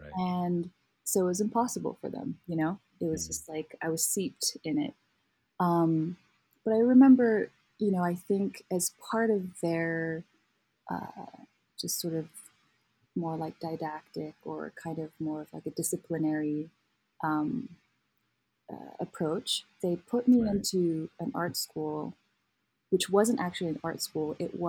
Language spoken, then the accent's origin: English; Kathmandu, Bagmati, Nepal; moved away as an adult; now in Colorado, United States; I grew up in Kathmandu, Nepal.